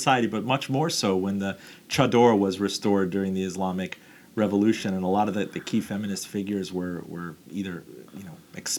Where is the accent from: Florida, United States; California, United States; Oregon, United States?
Florida, United States; Miami; ever since a kid growing up in Miami